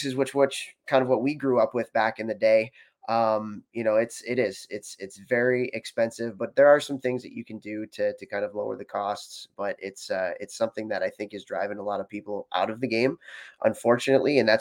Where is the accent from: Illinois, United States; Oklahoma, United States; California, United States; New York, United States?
Illinois, United States; Chicago; I grew up in Chicago, Illinois.